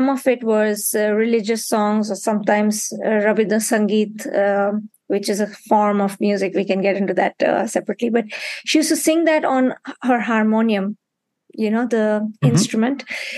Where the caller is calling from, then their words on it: Mumbai, Maharashtra, India; I'm calling in from Mumbai at this point, but I'll be very soon close to where you are in Belgium.